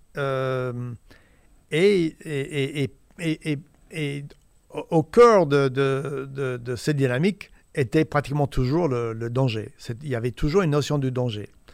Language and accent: French; Indiana, United States; French is a second language; moved away as an adult; also born or lived in Paris; américain d'Indiana